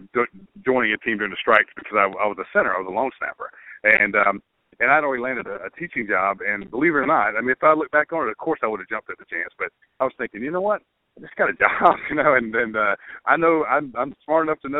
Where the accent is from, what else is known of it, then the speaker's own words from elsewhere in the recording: Brunswick, Georgia, United States; also born or lived in Valdosta, Georgia; I grew up on the Georgia-Florida line in Brunswick, Georgia